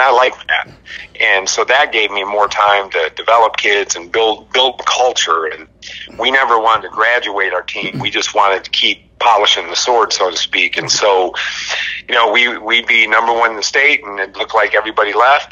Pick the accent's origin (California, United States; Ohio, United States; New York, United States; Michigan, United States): Michigan, United States; Albion; I grew up in Albion, Michigan, on a uh, horse farm